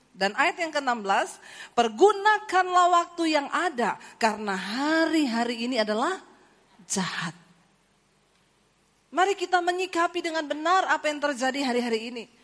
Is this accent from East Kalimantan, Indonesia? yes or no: no; Poso, Central Sulawesi, Indonesia; Saudara, saya ini dari Sulawesi, saya lahir di Poso.